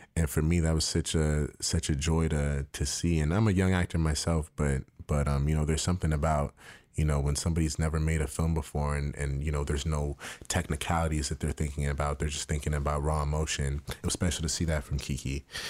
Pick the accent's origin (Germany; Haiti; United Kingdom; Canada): Canada; Toronto, Ontario; moved away as an adult; I grew up in Toronto